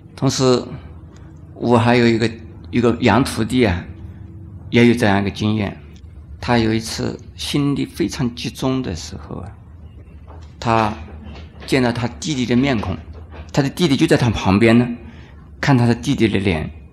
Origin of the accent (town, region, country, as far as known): China